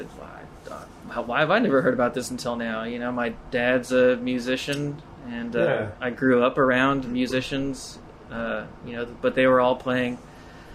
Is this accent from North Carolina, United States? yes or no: no; Carroll County, Kentucky, United States; my hometown, it's a Carroll County, Kentucky. It's on the Ohio River.